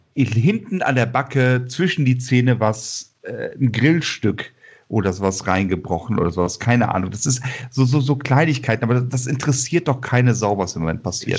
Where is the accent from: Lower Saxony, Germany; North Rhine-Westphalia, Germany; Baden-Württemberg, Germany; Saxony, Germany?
North Rhine-Westphalia, Germany; Bonn; ich komme aus Bonn